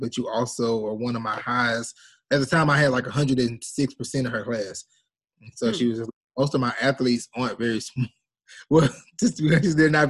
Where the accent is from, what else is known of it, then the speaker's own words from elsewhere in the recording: Shreveport, Louisiana, United States; I was born here in Shreveport, Louisiana